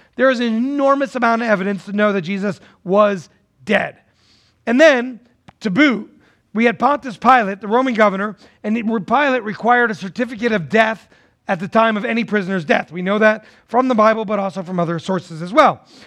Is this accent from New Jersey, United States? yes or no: yes; New Jersey, United States; now in Tennessee, United States; I'm originally from New Jersey